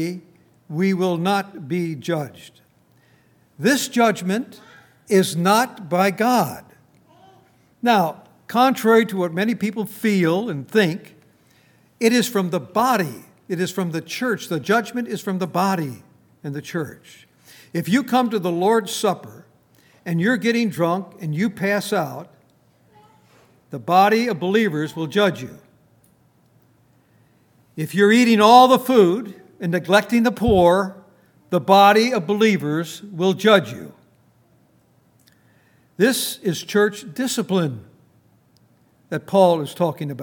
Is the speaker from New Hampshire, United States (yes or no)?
no; Minnesota, United States; now in Front Royal, United States; I come from Minnesota